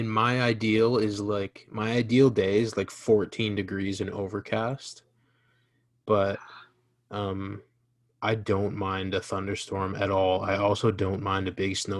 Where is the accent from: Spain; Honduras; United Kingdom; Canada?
Canada; we're from Canada